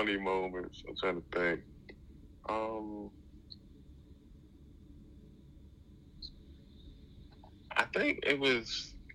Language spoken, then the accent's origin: English; Baltimore, Maryland, United States; growing up in Baltimore